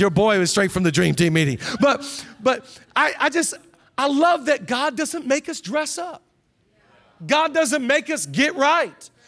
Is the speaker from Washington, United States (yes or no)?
yes; Seattle, Washington, United States; now in Los Angeles, United States; I'm from Seattle